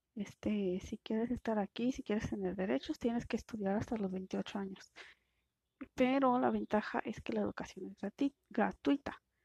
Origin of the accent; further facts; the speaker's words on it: Mexico; aquí en México